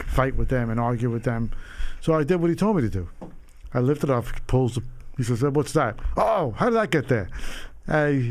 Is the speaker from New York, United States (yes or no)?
yes; New York City, New York, United States; also born or lived in Long Island; I grew up in Rockaway Park, which is near Howard Beach area